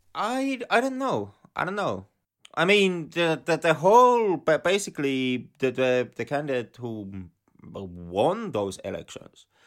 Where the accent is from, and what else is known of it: Finland